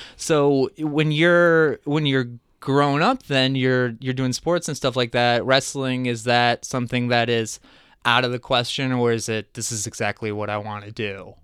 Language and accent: English; Crystal Lake, Illinois, United States; also born or lived in New Jersey; lived in Crystal Lake.